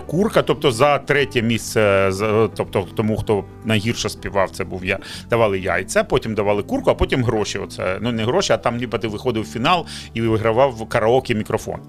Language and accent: Ukrainian; Donetsk, Donetsk Oblast, Ukraine; first language Russian; Ukrainian is a second language; moved away as an adult; also born or lived in Kyiv; Я народився і виріс в Донецьку